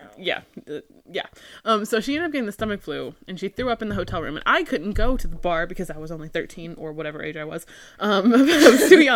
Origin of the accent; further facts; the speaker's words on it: Dollywood area, Tennessee, United States; moved away; also born or lived in South Florida / Bible Belt; That's where I'm from